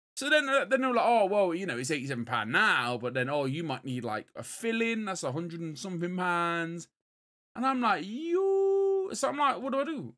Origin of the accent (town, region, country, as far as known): England, United Kingdom